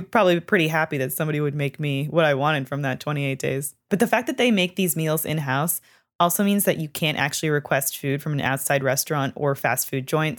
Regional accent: Canada; moved away; I am from Canada.

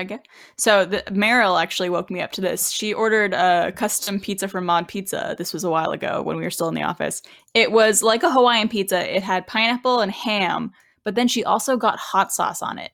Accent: Canada; accent: Canadian; my Canadian accent

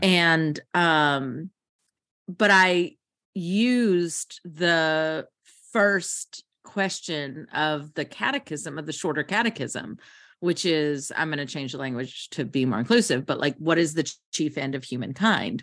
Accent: United States; also born or lived in Kentucky / Tennessee; I grew up in Kentucky and Tennessee

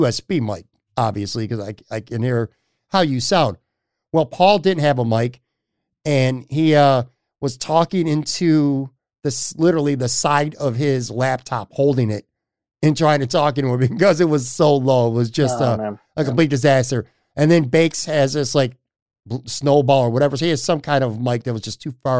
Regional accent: Buffalo, New York, United States; It's a West Side community that I'm proud to say I'm from. I'm proud to say I grew up

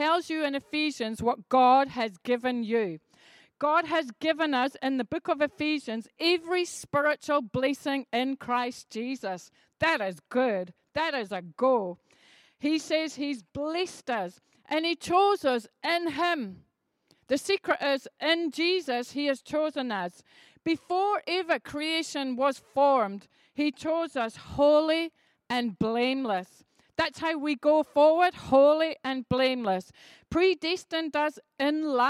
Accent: Edinburgh, Scotland, United Kingdom; I grew up in Edinburgh where there were loads and loads of traffic lights

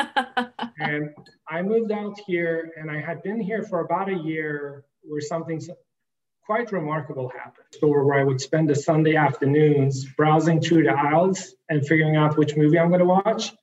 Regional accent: the most northern city in Sweden, Norrbotten County, Sweden; born or raised there; also born or lived in Iran

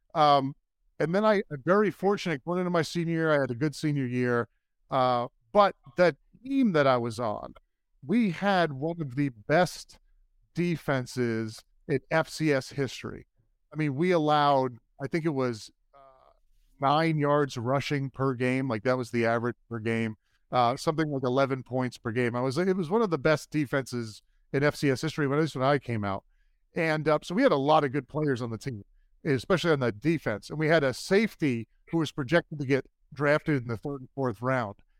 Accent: New York City, New York, United States; I'm originally from Brooklyn, New York. My family's from New York, and we grew up Jets fans.

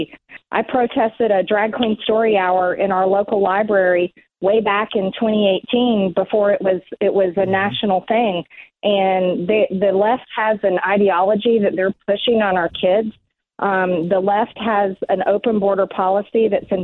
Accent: Georgia, United States; Georgia, my home state

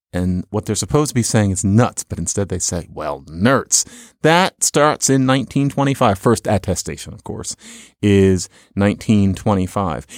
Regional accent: Philadelphia, Pennsylvania, United States; Growing up in Philadelphia in the seventies

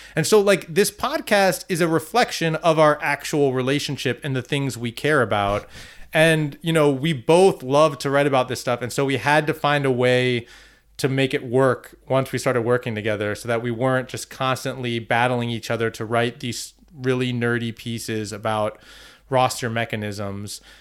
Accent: Northern Virginia, United States; I'm from Northern Virginia

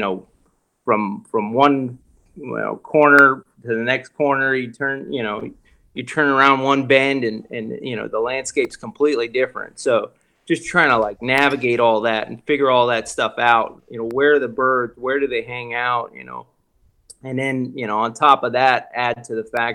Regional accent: South Florida, United States; I'm from South Florida

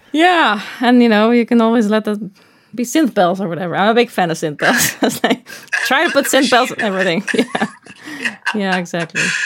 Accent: Netherlands; moved away as an adult; now in Los Angeles, United States; I'm from the Netherlands

